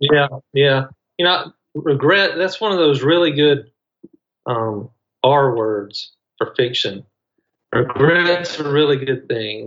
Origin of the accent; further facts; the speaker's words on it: Mississippi, United States; I'm from Mississippi